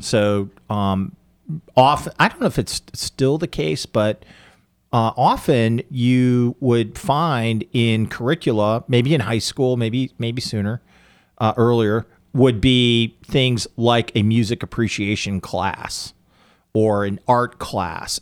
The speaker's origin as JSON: {"language": "English", "country": "United States", "said": "as an American"}